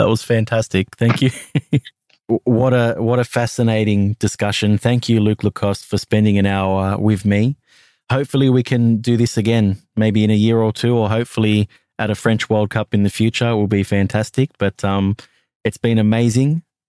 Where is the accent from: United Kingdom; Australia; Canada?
Australia; accent: Australian; for putting up with my Australian accent.